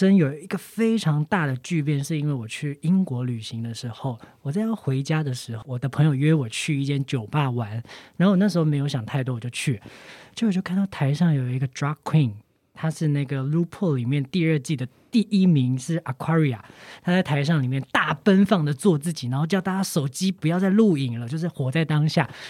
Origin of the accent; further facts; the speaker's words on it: Chiayi, Taiwan; 因为我是嘉义人